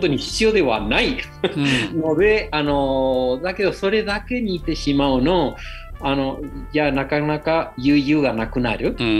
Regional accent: Argentina; Japanese is a second language; moved away as an adult; now in Fukuoka, Japan; アルゼンチンで育って

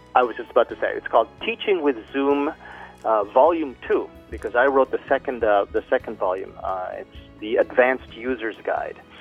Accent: Canada; moved away as an adult; also born or lived in Philippines; now in Fukuoka, Japan; I'm Canadian, mm-hmm. although I was born in the Philippines

